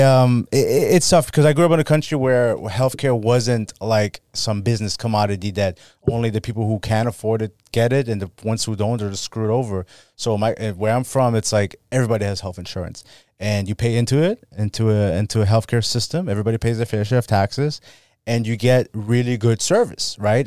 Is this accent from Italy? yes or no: no; Germany; moved away; I'm from Germany